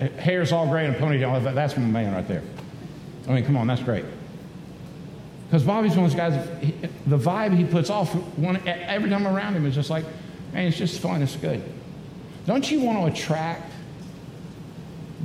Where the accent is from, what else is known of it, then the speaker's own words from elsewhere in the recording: Daytona Beach, Florida, United States; I grew up in Daytona Beach, Florida